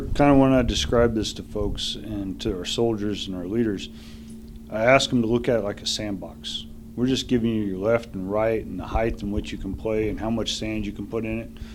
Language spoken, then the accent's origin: English; southern Missouri, United States; moved away; My hometown's like barely one of those little map dots.